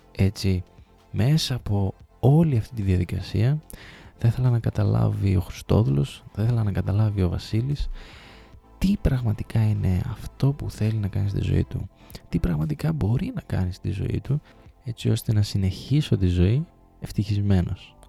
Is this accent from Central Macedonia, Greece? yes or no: yes; Thessaloniki, Central Macedonia, Greece; moved away as an adult; also born or lived in Trikala / Sparta; Γεννήθηκα και μεγάλωσα στη Θεσσαλονίκη μέχρι τα 18 μου χρόνια.